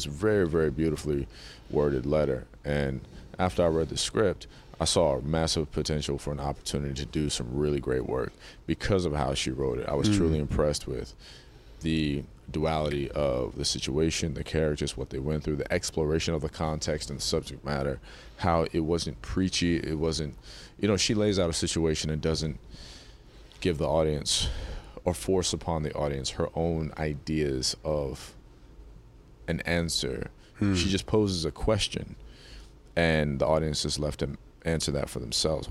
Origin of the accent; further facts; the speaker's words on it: North Carolina, United States; I was born in North Carolina